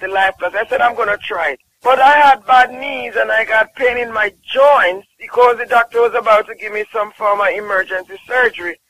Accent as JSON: {"language": "English", "country": "Jamaica", "moved": "yes", "said": "I'm from Jamaica."}